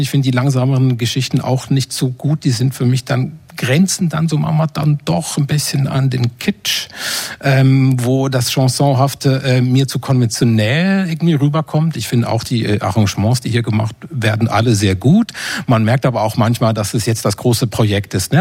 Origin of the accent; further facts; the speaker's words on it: Switzerland; moved away; meiner Heimat der Schweiz